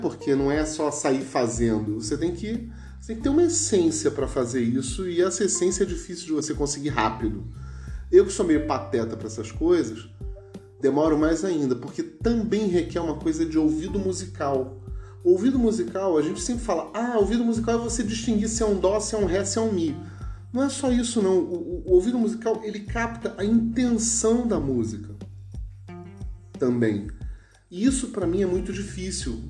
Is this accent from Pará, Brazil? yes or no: no; Rio de Janeiro, Brazil; accent: carioca; moved away; also born or lived in São Paulo; Eu, como sou carioca